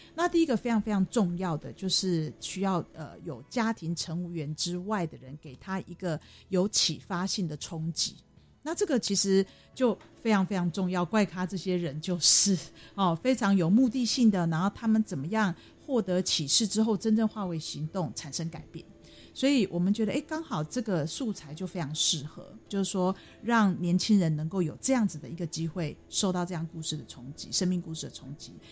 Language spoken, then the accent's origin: Chinese; Taiwan; 身为台湾人好骄傲啊